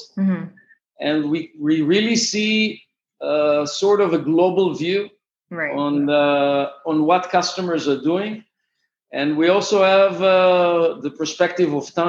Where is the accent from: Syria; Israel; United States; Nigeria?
Israel; Actually, I'm from Israel.